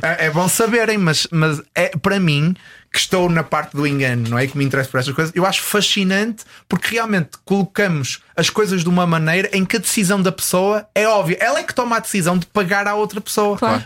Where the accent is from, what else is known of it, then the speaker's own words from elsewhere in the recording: Porto, Norte, Portugal; moved away as an adult; tenho muitas saudades de Portugal, especificamente do Porto, de onde eu, de onde eu sou